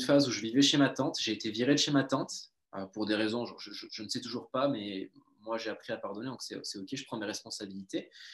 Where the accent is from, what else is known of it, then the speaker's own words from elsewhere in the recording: Toulouse, Occitania, France; d'où je viens de Toulouse, sud de la France, donc on vient du même endroit